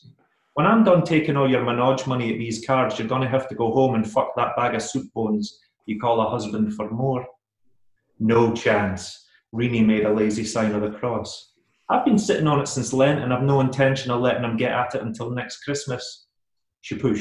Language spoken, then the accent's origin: English; Glasgow, Scotland, United Kingdom; moved away as an adult; now in New York, United States; growing up in Glasgow at the time